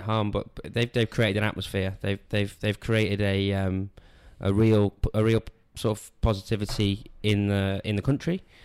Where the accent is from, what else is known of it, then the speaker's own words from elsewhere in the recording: Wales, United Kingdom; I'm from Wales